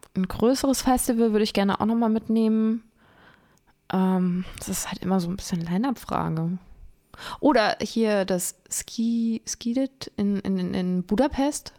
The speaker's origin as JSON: {"language": "German", "town": "Lich", "region": "Hesse", "country": "Germany", "tie": "born or raised there", "said": "mein Heimatort ist Lich. Das heißt, da, wo das Licher Bier herkommt"}